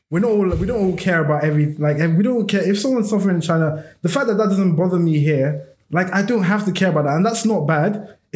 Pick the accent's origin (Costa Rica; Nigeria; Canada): Nigeria; But for me as a Nigerian, I'll be like, what the fuck is my man chatting about?